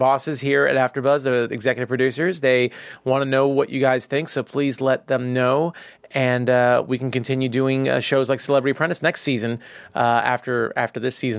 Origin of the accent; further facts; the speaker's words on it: New York, United States; And as a New Yorker who has been in many of Dwayne Reed and is a big fan of Dwayne Reed